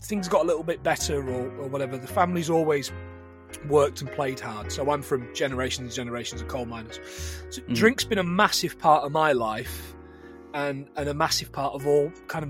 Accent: Yorkshire and the Humber, United Kingdom; myself and Tom, who is another good Yorkshire lad

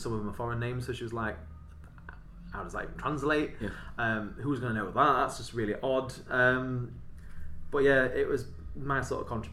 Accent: Doncaster, Yorkshire and the Humber, United Kingdom; I grew up in Doncaster

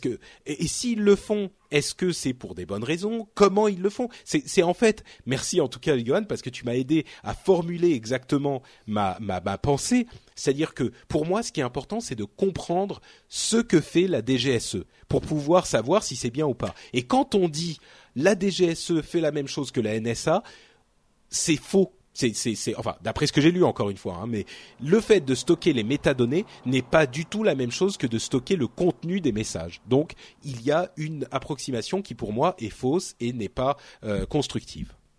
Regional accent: France; en tant que Français

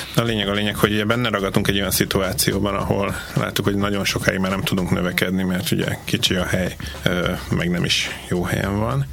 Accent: Hungary; now in Adelaide, Australia; magyarok vagyunk

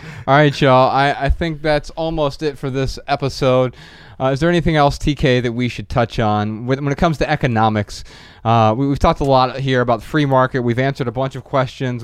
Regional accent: Dayton, Ohio, United States; I'm from Dayton, Ohio.

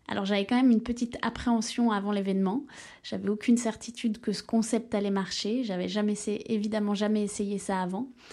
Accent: Switzerland; now in Brussels, Belgium; je suis suisse mais vis à Bruxelles.

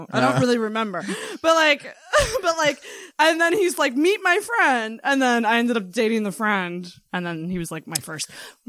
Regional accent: Ankeny, Iowa, United States; I grew up in Ankeny, small town.

